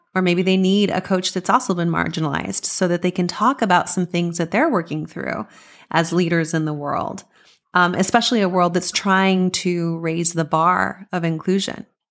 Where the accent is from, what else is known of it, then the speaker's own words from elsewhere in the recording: Las Cruces, New Mexico, United States; I grew up in Las Cruces, New Mexico